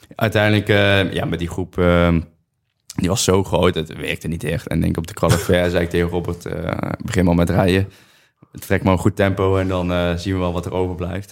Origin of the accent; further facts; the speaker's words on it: Netherlands; ik uit Nederland kom en niet Colombia